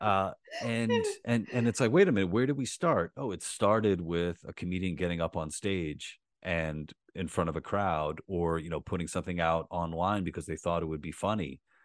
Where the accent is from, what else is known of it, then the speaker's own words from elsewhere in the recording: New York City, New York, United States; I grew up in Queens